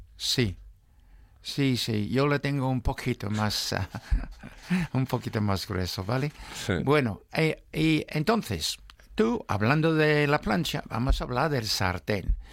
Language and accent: Spanish; England, United Kingdom; now in Spain; en mi juventud. No había bonito, solo en latas en Inglaterra